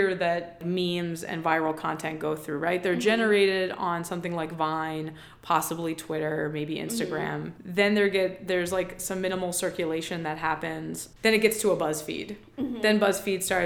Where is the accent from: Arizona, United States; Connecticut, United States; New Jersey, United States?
New Jersey, United States; Atlantic City; moved away; also born or lived in Philadelphia; growing up in Atlantic City and then living in Philadelphia